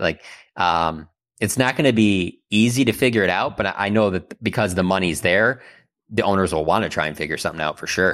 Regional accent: Warren, Michigan, United States; I grew up in Warren, which is a s, suburb of Detroit

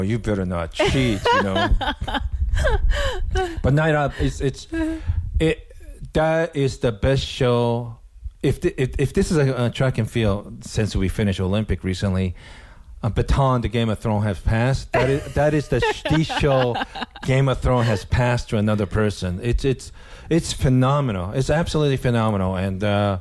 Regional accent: Japan; now in United States; I'm originally from Japan

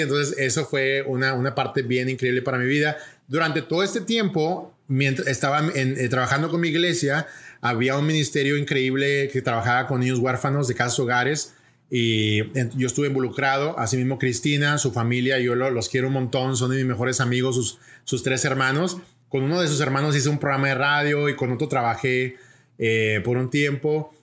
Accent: Monterrey, Nuevo León, Mexico; moved away as an adult; now in Puerto Rico; México, México, de Monterrey, México. Y ahí, ahí crecí

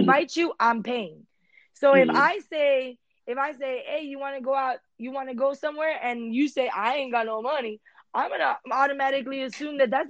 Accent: Miami Beach, Florida, United States; English is a second language; I was born in Miami Beach.

